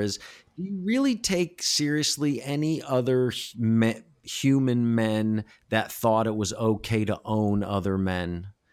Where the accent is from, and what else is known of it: United States; now in Los Angeles, United States